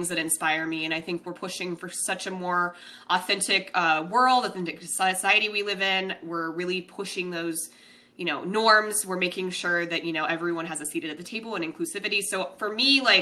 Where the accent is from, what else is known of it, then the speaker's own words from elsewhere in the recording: Denver, Colorado, United States; moved away as an adult; now in San Diego, United States; I'm from Denver. That's where I identify as being from